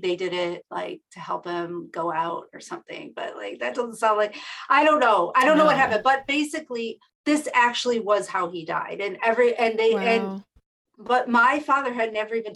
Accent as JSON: {"language": "English", "town": "Buffalo", "region": "New York", "country": "United States", "tie": "born or raised there", "said": "I grew up in Buffalo, New York, which is in upstate New York near Niagara Falls"}